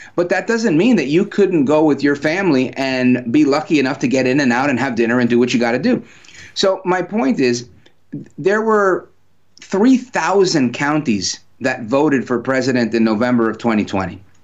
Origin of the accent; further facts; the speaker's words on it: New Jersey, United States; also born or lived in Brooklyn, New York; I'm a New Yorker, born in Brooklyn, raised in Jersey, born to Puerto Rican parents